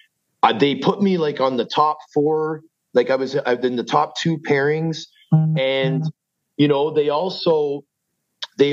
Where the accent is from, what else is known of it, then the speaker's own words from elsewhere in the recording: Toronto, Ontario, Canada; also born or lived in Vancouver, British Columbia; I was born in Vancouver, but raised in Scarborough.